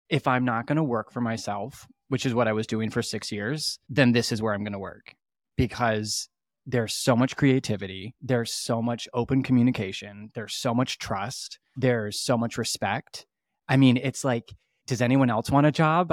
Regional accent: Petoskey, Michigan, United States; also born or lived in California / Chicago; I'm from Petoskey

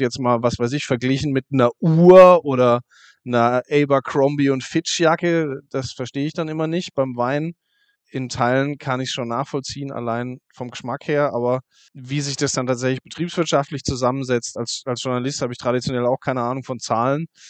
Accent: Kaiserstuhl, Baden-Württemberg, Germany; vom Weingut Pix am Kaiserstuhl, also aus meiner Heimat

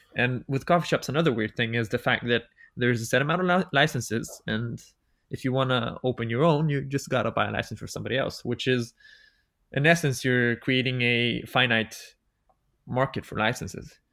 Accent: Bulgaria; moved away as an adult; also born or lived in Sweden; I'm half Serbian, half Bulgarian. I grew up in Bulgaria.

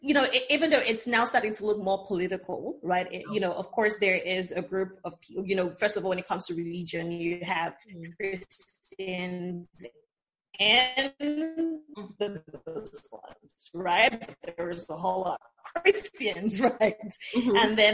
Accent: East, Nigeria; Because, well, I'm from the East, right?

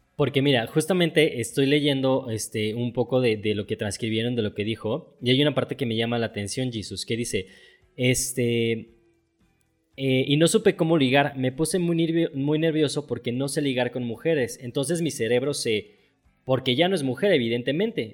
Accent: Mexico; yo soy mexicano, o sea, vivo aquí en México

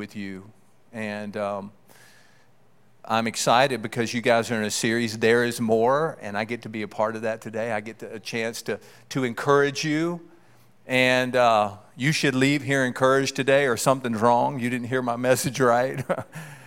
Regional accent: Keithville, Louisiana, United States; I grew up in Louisiana, a small town, a sprawling metropolis of Keithville, Louisiana

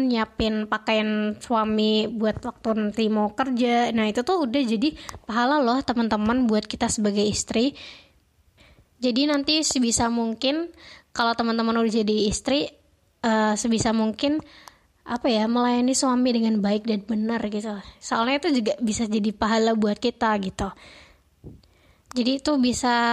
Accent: Semarang, Central Java, Indonesia; dari PKN Stan, asalku dari Kota Semarang.

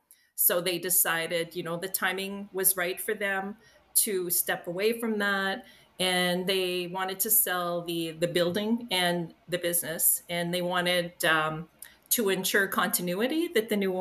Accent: Aylmer, Quebec, Canada; I grew up in Aylmer on the Quebec side.

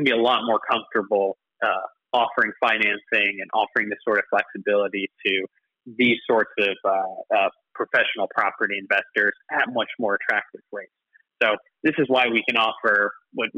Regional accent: Canada; moved away as an adult; now in United Kingdom; I don't know if you can tell from my accent, but I'm not from here originally. I'm actually Canadian.

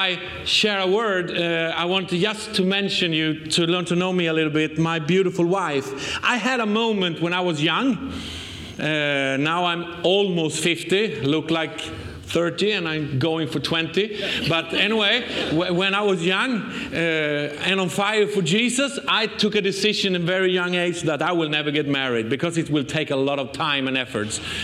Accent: Sweden; accent: Swenglish; English is a second language; we come from Sweden

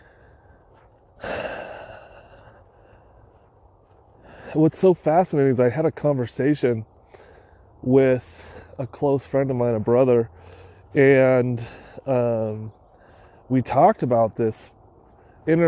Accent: California, United States; we were born and raised in California

